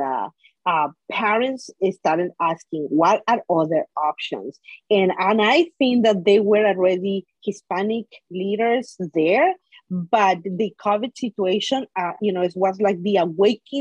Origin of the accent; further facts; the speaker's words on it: Guatemala; now in Washington, D.C., United States; I am originally from Guatemala, married to my husband from Bolivia